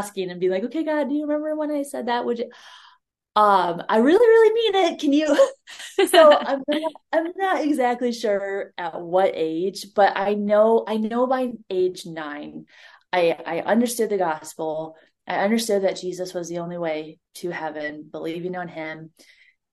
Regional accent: Ohio, United States; moved away; also born or lived in Montana; She was taking a walk on our road back at home in Ohio. I'm originally from Ohio

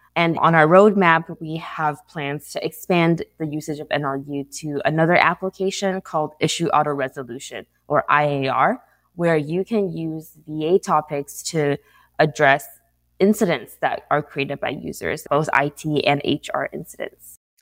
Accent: San Diego, California, United States; moved away as an adult; now in Santa Clara, United States; I'm based out of Santa Clara, but I'm actually from San Diego

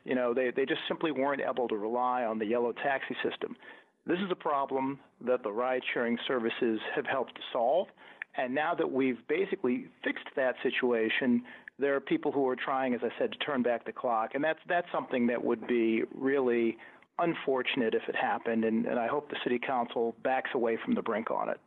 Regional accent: Buffalo, New York, United States; I grew up upstate in Buffalo in a working class family

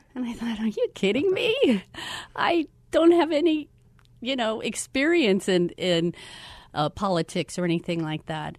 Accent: Florida, United States; moved away as an adult; also born or lived in Orange City, Iowa; now in Phoenix, United States; I grew up in Florida

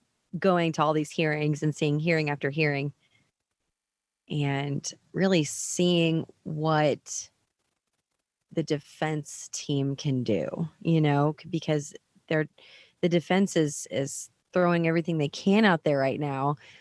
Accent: United States; here I am covering my hometown

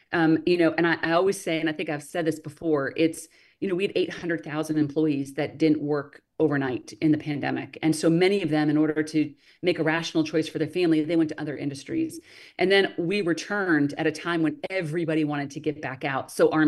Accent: New England, United States; I'm not a native Texan, right? I came in from New England, which we're not really known for a lot of diversity on our cuisine either.

